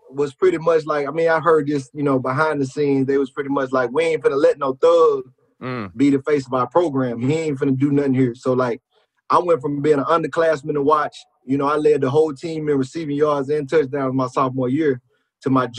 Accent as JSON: {"language": "English", "town": "Brandon", "region": "Mississippi", "country": "United States", "tie": "born or raised there", "also_born_or_lived": "Collins, Mississippi", "said": "Brandon, Mississippi, man. I was raised in Brandon. I was born in Collins, Mississippi, which is an hour away"}